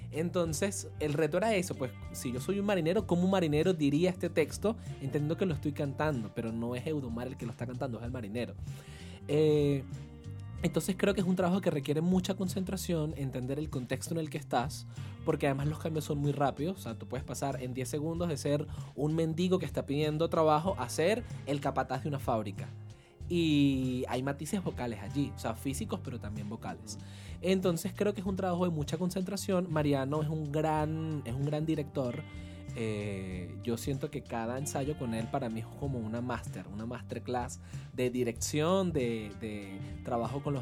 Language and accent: Spanish; Venezuela; Venezuela es un país muy musical.